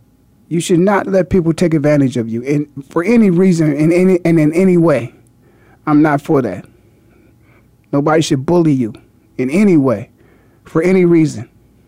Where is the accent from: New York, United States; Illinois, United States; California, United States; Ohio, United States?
Ohio, United States; Canton; I was a 17-year-old kid in high school, and I was being recruited by Woody Hayes in my hometown of Canton, Ohio.